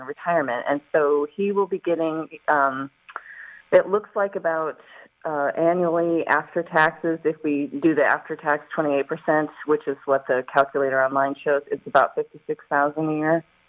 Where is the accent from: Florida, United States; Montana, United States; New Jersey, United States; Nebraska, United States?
Montana, United States; moved away; originally i'm from montana